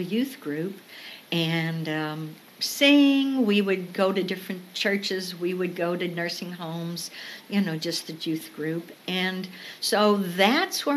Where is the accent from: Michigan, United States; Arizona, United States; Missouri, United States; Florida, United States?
Missouri, United States; Southeast; I was born in Southeast Missouri. We lived in the country.